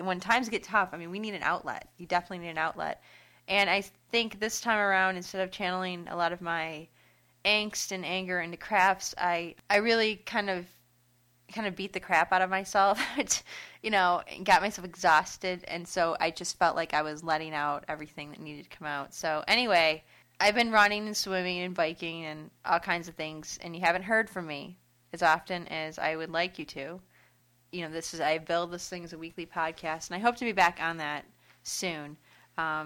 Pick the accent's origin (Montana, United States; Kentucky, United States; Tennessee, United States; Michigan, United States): Michigan, United States; Detroit; now in Grand Rapids, United States; I grew up in Metro Detroit, and I'm living in West Michigan now over in Grand Rapids